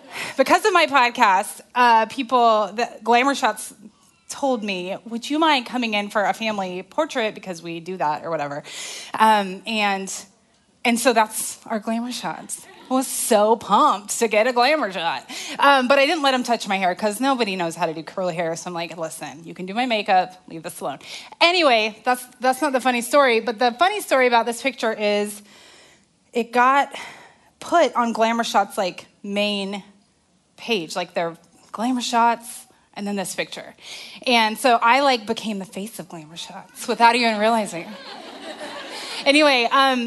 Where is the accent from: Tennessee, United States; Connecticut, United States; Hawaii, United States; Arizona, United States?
Arizona, United States; now in Texas, United States; I'm from Arizona